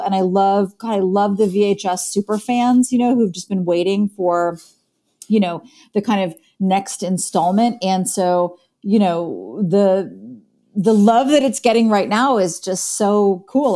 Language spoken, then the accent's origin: English; Columbus, Ohio, United States; now in Chicago, United States; I grew up in Columbus, Ohio